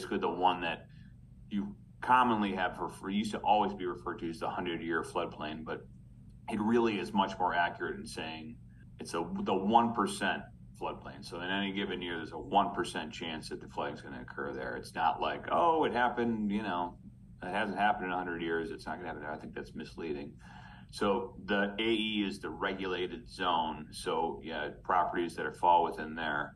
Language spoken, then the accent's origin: English; Rochester, New York, United States; also born or lived in Elmira, New York; now in Ithaca, United States; I grew up in Rochester. Actually, I was born in Elmira